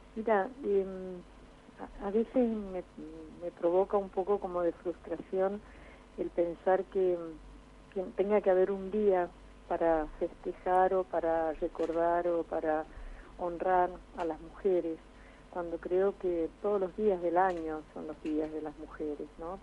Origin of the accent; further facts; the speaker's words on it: Argentina; retornar hacia la sociedad y hacia mi país